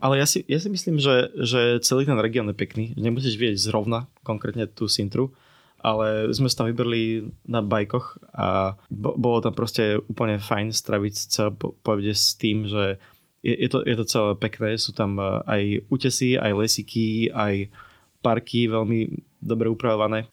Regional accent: Slovakia; sme paštíkari zo Slovenska

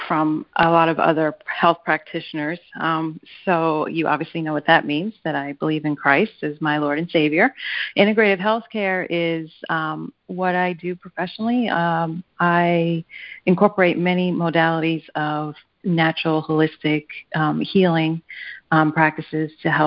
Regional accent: New York, United States; I grew up in New York in an area that was predominantly Jewish and Catholic

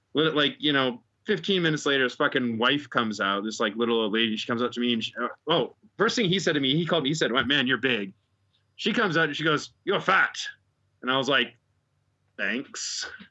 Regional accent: Chicago, Illinois, United States; now in Japan; I'm Chicago.

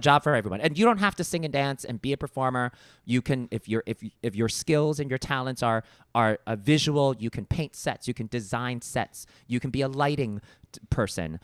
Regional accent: New York City, New York, United States; growing up in Brooklyn, I grew up in a predominantly Italian and Irish neighborhood at the time.

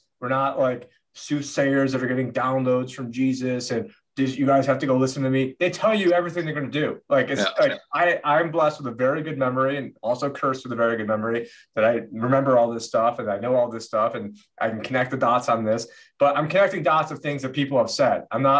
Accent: South Carolina, United States; And I'm from the South and from from South Carolina.

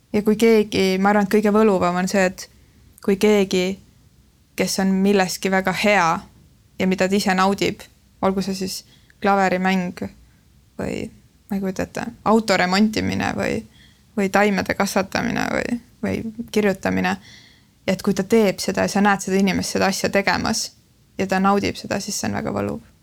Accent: Lääne-Viru County, Estonia; now in Tallinn, Estonia; ma olen äh, Lääne-Virumaalt pärit

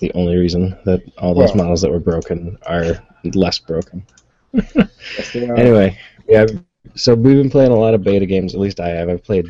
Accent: United States; we're both American

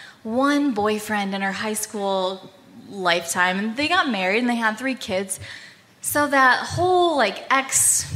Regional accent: United States; we're from the State Line

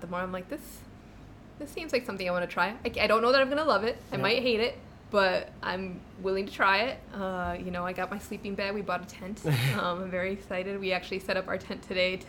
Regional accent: Illinois, United States; also born or lived in Chicago; growing up in Illinois

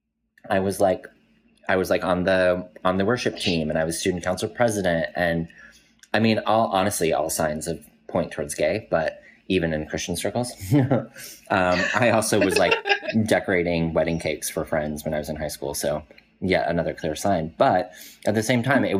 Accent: Colorado, United States; I grew up in Colorado

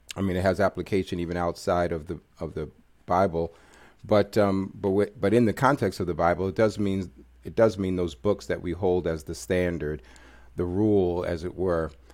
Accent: New York City, New York, United States; moved away; also born or lived in Washington, D.C.; I'm a product of New York City, grew up in New York

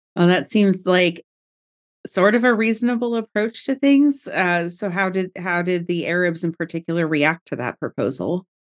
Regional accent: United States; we as American citizens

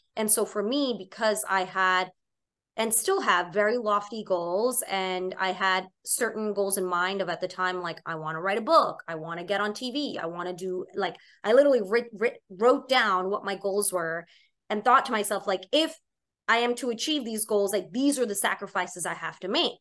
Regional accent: New York City, New York, United States; also born or lived in Boston; I'm born and raised in Staten Island, New York

